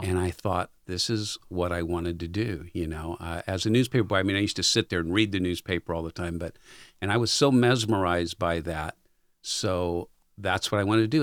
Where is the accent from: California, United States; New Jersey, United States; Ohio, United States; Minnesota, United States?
California, United States; San Diego; moved away; K G T V in East San Diego. So if you know anything about San Di-, San Diego, that's about eight miles east of San Diego, and that's where I grew up